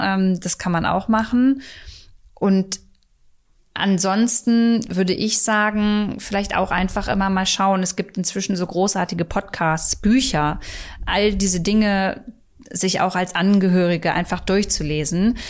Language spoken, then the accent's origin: German; Hornburg, Lower Saxony, Germany; now in Berlin, Germany; Ich war äh, in Hornburg ähm, in meiner Heimat